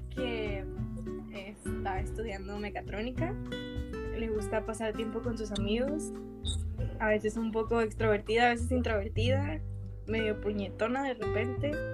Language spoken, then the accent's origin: Spanish; Piedras Negras, Coahuila, Mexico; now in Monterrey, Mexico; soy de Piedras Negra, Coahuila y tengo 21 años.